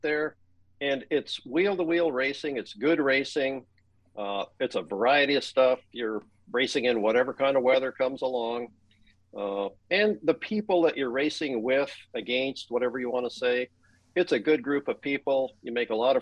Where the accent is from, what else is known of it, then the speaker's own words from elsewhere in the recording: Thunder Bay, Ontario, Canada; I grew up in Thunder Bay, Ontario